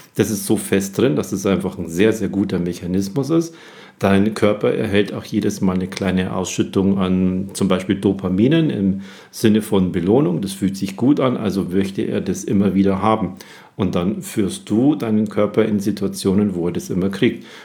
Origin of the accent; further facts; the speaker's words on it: Germany; hier bei uns in Deutschland